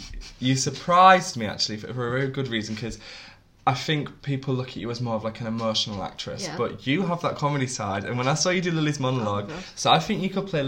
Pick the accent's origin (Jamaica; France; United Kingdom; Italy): United Kingdom; England; I'm from